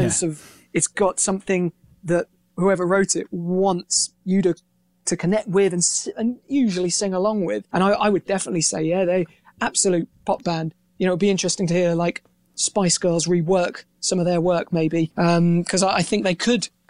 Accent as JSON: {"language": "English", "town": "Reading", "region": "South East England", "country": "United Kingdom", "tie": "born or raised there", "said": "growing up in Reading, which is, you know, just, I guess it's like the equivalent of a flyover state over there."}